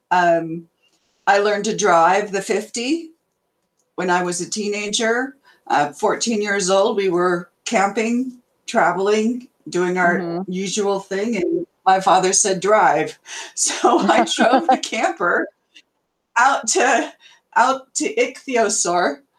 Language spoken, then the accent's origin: English; Napa, California, United States; moved away as an adult; now in Nevada, United States; I was born and raised in Napa, California.